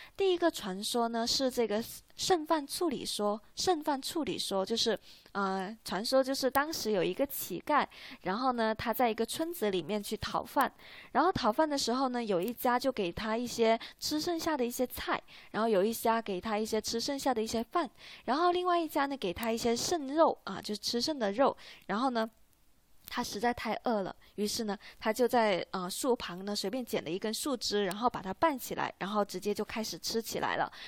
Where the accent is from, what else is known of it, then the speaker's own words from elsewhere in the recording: China; 像我们中国人